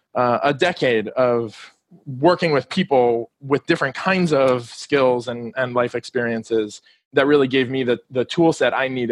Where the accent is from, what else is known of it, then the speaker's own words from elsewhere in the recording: Miami, Florida, United States; moved away as an adult; also born or lived in District of Columbia; I grew up here in Miami and recently moved back.